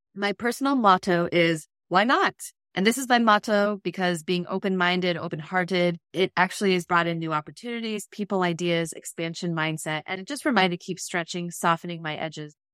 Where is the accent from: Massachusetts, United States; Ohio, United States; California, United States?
California, United States; I grew up in California